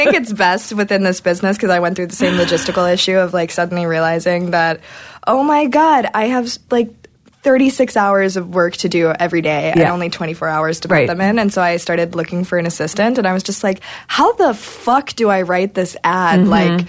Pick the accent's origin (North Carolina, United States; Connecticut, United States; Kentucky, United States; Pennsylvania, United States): Kentucky, United States; I'm from Kentucky.